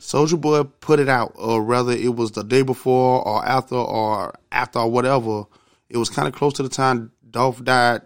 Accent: Georgia, United States; I'm from Georgia

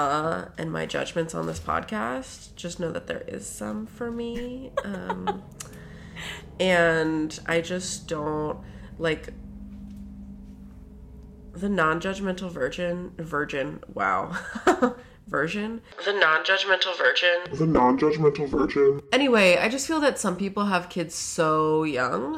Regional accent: Maryland, United States; I grew up in Maryland

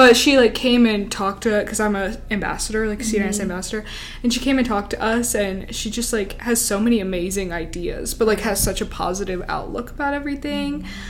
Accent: Tennessee, United States; now in Alabama, United States; I'm from Tennessee. I'm very white.

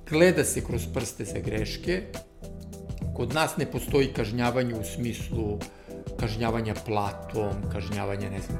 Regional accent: Serbia; kod nas u Srbiji

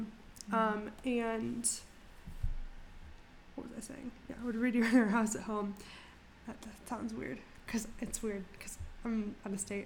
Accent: Fort Lauderdale, Florida, United States; now in Cullowhee, United States; I am from Fort Lauderdale, Florida.

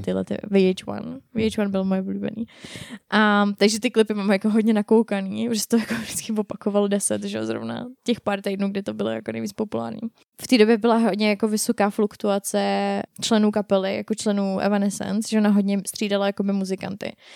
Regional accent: Czechia; jsme Češi

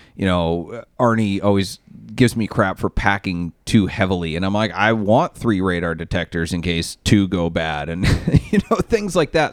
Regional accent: Maine, United States; I'm from Maine

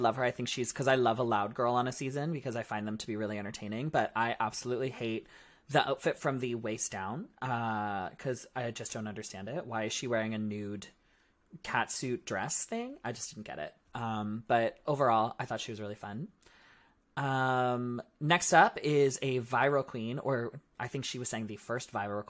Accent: Canada; We are Canadian.

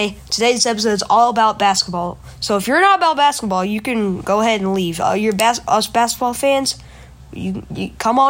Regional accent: North Carolina, United States; We're from North Carolina, so we Hornets people down here.

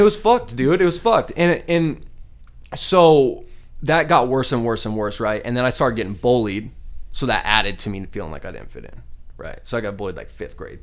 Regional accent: Scottsdale, Arizona, United States; born or raised there; also born or lived in Glendale, Arizona

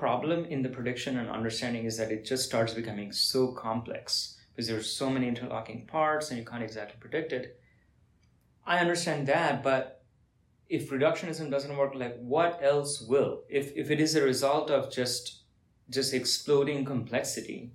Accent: India; I'm from India

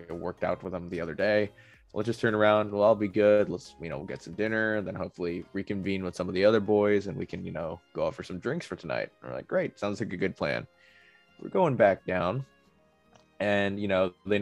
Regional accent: United States; we're from America.

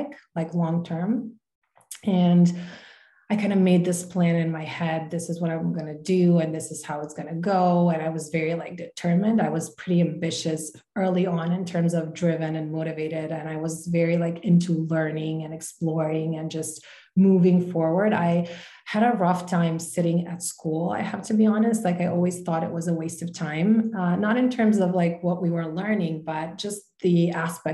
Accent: Zagreb, City of Zagreb, Croatia; also born or lived in Canada; I was born and raised in Croatia by Croatian parents. I was born in Zagreb, and I've spent the majority of my life here

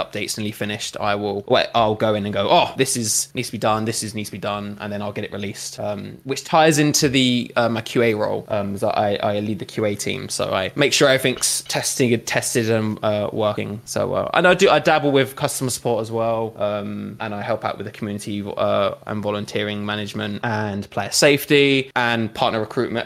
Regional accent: Essex, East of England, United Kingdom; moved away as an adult; now in Manchester, United Kingdom; I'm originally from Essex, and then I moved up to Manchester

